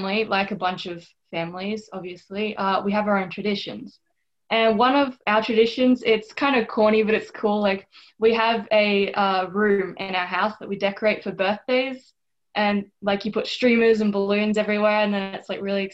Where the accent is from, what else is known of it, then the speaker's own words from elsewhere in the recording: Australia; now in United States; I'm from Australia. So I know that my upbringing was a lot different than a lot of people here